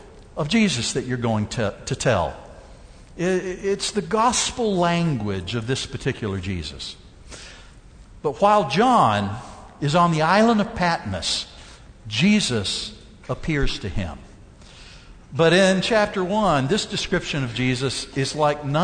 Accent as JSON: {"language": "English", "region": "Mississippi", "country": "United States", "tie": "born or raised there", "said": "I grew up down in Mississippi"}